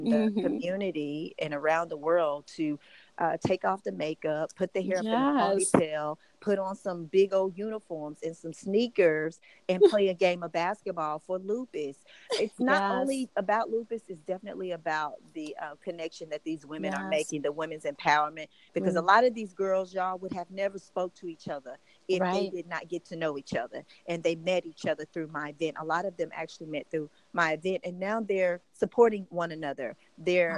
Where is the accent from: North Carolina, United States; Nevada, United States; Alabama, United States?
Alabama, United States; Scottsboro; my hometown of Scottsboro, Alabama